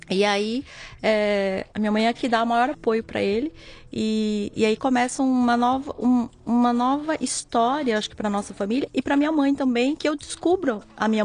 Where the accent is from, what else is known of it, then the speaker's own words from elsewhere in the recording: São Paulo, Brazil; born there; Nasci aqui em São Paulo.